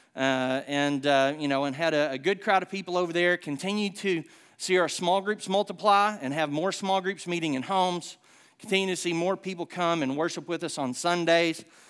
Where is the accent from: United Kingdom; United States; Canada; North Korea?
United States; Southern United States; accent: Hick